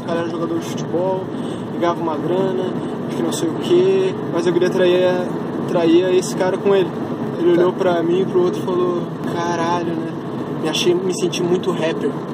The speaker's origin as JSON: {"language": "Portuguese", "town": "Lages", "region": "Santa Catarina", "country": "Brazil", "said": "eu sou de Lages, por exemplo. E lá na minha cidade é muito forte"}